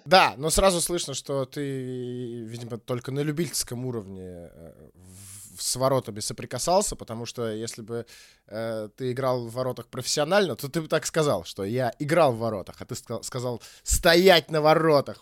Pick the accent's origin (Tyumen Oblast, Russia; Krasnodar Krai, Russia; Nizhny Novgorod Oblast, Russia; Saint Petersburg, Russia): Saint Petersburg, Russia; now in Moscow, Russia; я, кстати, тоже э, сам из Питера, и буквально вот сегодня, вообще живу в Москве